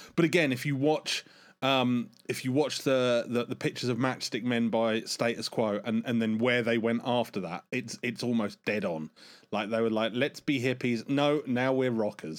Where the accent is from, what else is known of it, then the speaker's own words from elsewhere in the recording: United Kingdom; as a Brit